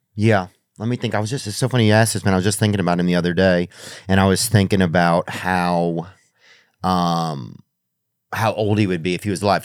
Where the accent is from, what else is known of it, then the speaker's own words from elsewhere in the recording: Louisiana, United States; we're both from Louisiana.